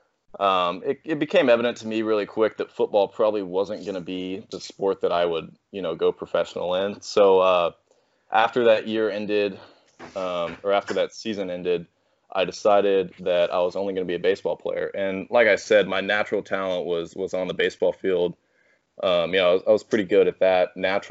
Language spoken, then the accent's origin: English; Fort Worth, Texas, United States; I was born in Fort Worth, Texas, raised here, lived here my entire life